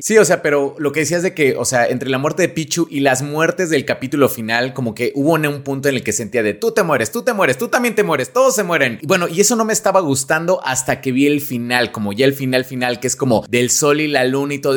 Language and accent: Spanish; Mexico; lo que somos los mexicanos